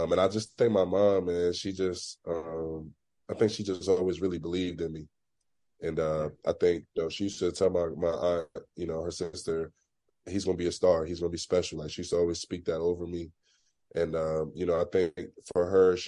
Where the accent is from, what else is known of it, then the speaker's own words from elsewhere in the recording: Philadelphia, Pennsylvania, United States; growing up in Philly